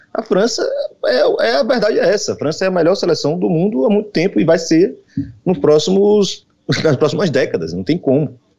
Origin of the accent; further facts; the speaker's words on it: Salvador, Bahia, Brazil; now in Rio de Janeiro, Brazil; eu sou de Salvador